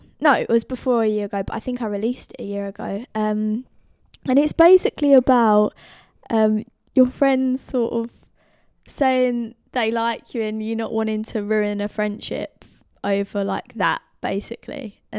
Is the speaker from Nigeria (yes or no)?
no; Brentwood, East of England, United Kingdom; I'm from Hutton in Brentwood, so yeah.